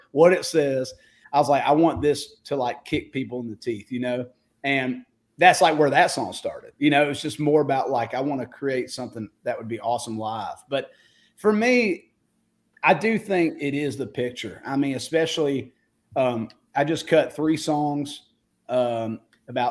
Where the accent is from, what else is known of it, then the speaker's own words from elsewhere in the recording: Warner Robins, Georgia, United States; moved away as an adult; now in Nashville, United States; I love being from Middle Georgia. I love everything about the state, love everything about my hometown